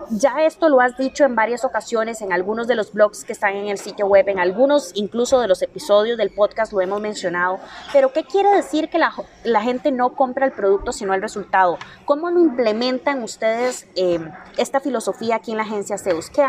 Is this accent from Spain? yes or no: no; Costa Rica; Como buenos ticos.